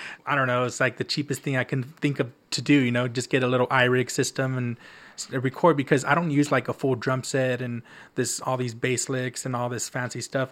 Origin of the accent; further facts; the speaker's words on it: the Valley, South Texas, United States; moved away as an adult; now in Austin, United States; It's it's my hometown, so I feel pretty safe